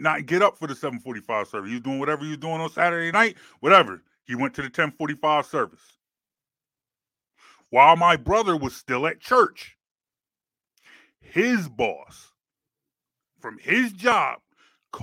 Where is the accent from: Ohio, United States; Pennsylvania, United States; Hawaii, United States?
Pennsylvania, United States; Penllyn; I grew up in Bethlehem Baptist Church. Shout out to Bethlehem Baptist Church in Penland, Pennsylvania